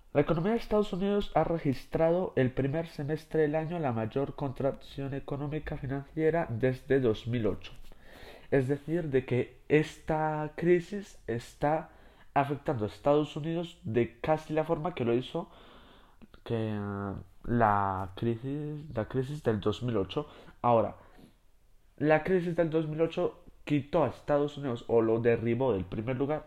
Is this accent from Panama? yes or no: no; Spain; yo que soy de España